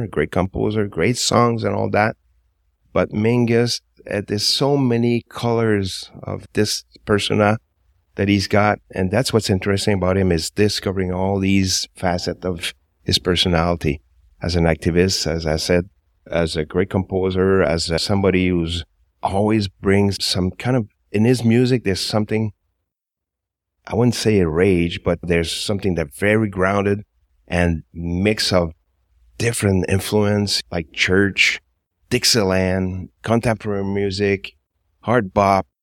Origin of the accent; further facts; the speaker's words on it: Montreal, Quebec, Canada; I've always been in Montreal. I was born in Little Burgundy